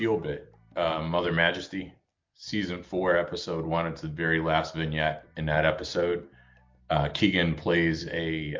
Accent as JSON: {"language": "English", "town": "Atlanta", "region": "Georgia", "country": "United States", "tie": "born or raised there"}